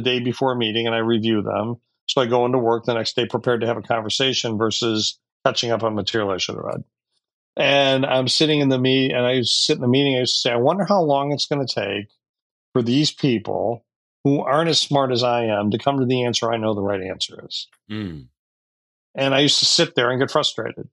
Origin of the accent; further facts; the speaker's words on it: Detroit, Michigan, United States; I was born and raised in Detroit